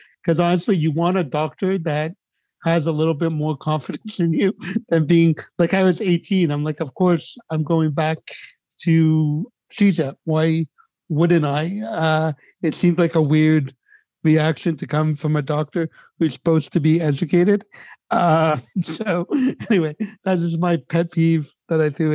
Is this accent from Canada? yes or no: yes; Montreal, Quebec, Canada; I came from the Quebec school system because I grew up in Montreal